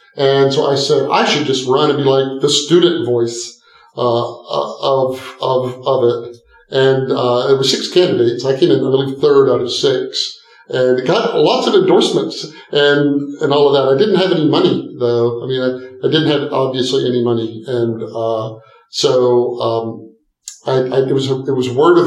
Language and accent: English; East Texas, United States; I grew up in a small town in East Texas. Grew up on a farm, then moved to, a big city